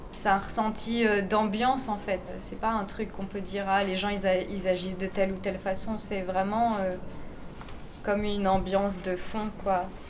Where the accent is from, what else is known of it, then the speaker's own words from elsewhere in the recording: France; je suis française et, j'habite dans le quartier